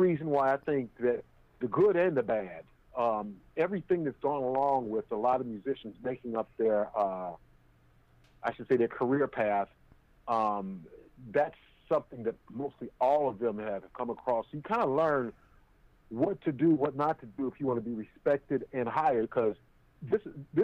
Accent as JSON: {"language": "English", "town": "Chicago", "region": "Illinois", "country": "United States", "tie": "born or raised there", "also_born_or_lived": "Oakland, California"}